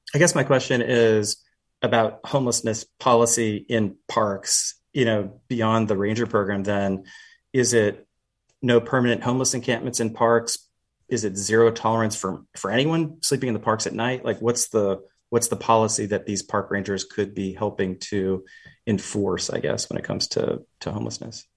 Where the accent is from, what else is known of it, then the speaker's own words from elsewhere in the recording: Canada; now in Seattle, United States; I'm Canadian, uh, born in Canada anyway, um, where the queen is actually known as our head of state.